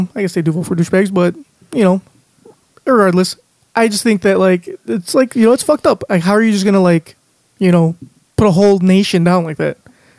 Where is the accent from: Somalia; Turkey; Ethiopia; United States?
United States; I was born here. My parents are Mexican, so I do consider myself Mexican, obviously, like, Mexican descent. But I also consider myself American first and foremost.